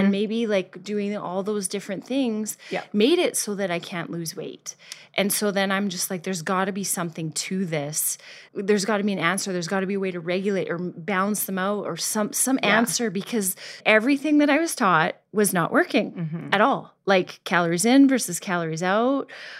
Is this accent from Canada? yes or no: yes; Canada; moved away; I moved here. I'm originally from Canada. I moved here